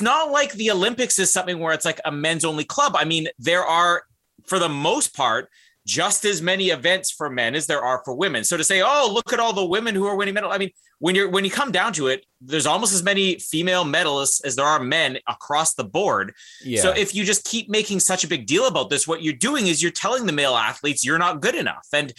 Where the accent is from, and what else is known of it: Canada